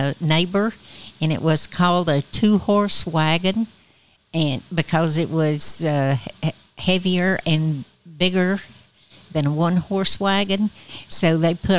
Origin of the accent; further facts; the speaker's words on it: Cherokee County, Georgia, United States; I was born in the Macedonia community of Cherokee County in 1947